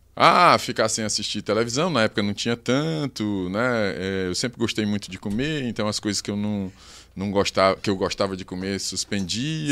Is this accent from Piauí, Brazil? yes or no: yes; Teresina, Piauí, Brazil; Piauiense, de Teresina.